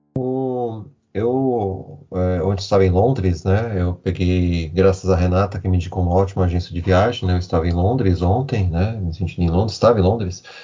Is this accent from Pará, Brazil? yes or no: no; interior of São Paulo, Brazil; sou do interior de São Paulo